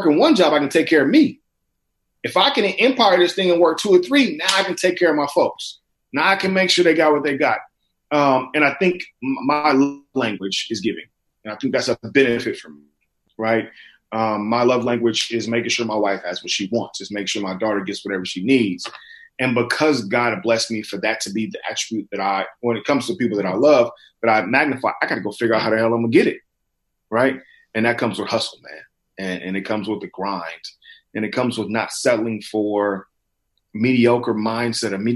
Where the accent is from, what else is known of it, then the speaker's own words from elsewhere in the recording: Inglewood, California, United States; living and growing up in Inglewood, California